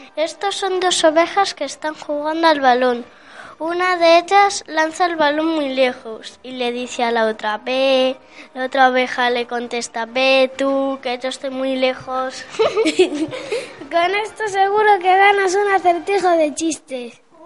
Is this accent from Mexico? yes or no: no; Valladolid, Castile and León, Spain; also born or lived in Senegal; soy de Senegal, aunque desde que tenía un año vivo en Valladolid